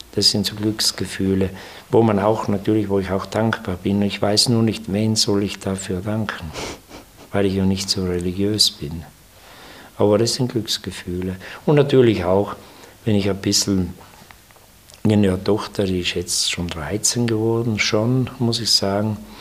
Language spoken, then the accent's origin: German; South Tyrol, Trentino-Alto Adige, Italy; bei uns in Südtirol